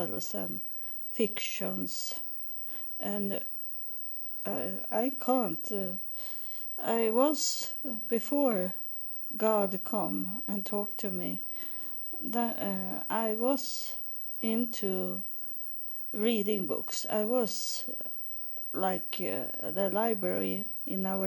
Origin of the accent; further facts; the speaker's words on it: Sweden; English is a second language; I am from Sweden